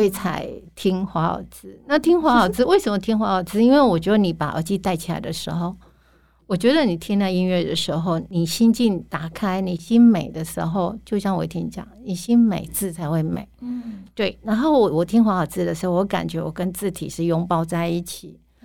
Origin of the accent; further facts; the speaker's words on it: Lanyang, Yilan County, Taiwan; 用我的故乡，然后取名，啊，叫蓝洋